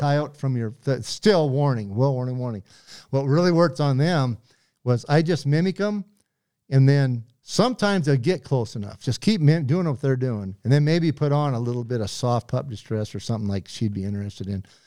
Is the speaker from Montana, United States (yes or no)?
yes; Butte, Montana, United States; I grew up in Butte